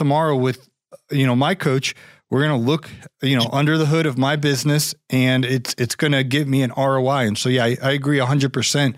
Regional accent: Ohio, United States; I'm from Ohio

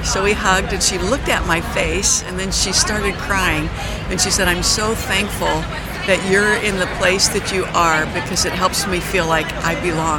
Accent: Struthers, Ohio, United States; I was born and raised in Struthers, right across the road from Boardman.

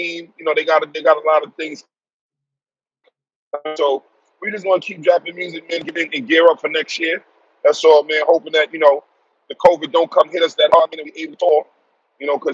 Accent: New York City, New York, United States; also born or lived in Texas; I'm originally from Brooklyn, New York. Born and raised.

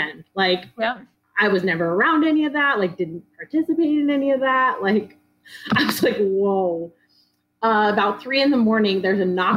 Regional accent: North Idaho, United States; I was born and raised in North Idaho. So really small town.

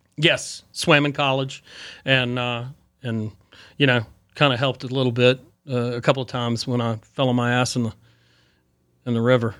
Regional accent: Boone, North Carolina, United States; from Boone, growing up in Boone

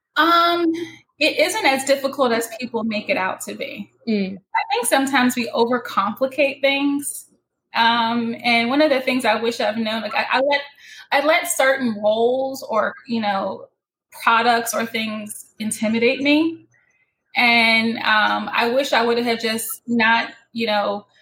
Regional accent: Northeast, United States; I'm from the Northeast and I can speak really quickly.

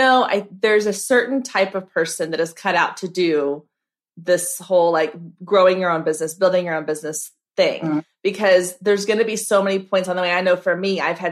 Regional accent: Waco, Texas, United States; I'm here in Texas. I grew up in Waco.

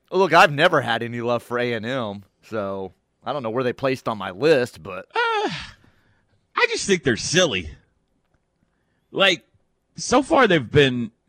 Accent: Ponca City, Oklahoma, United States; I'm from Ponca. Yeah. Leave off city if you want to sound like a local, Toby.

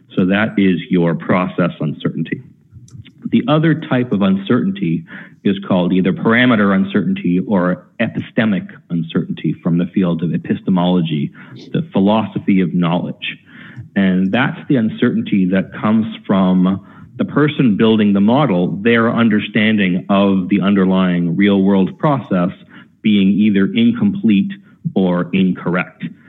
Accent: Canada; accent: Canadian; I'm proud of my Canadian accent

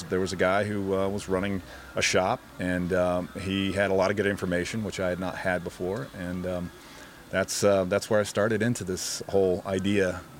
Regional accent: Alabama, United States; also born or lived in Maryland / Pennsylvania / Minnesota; born in Maryland, raised in Alabama.

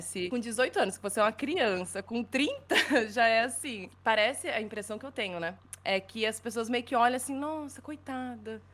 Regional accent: Brazil; moved away as an adult; now in Dublin, Ireland; sete, oito anos que eu saí de casa, do Brasil, né? Que eu saí do Brasil

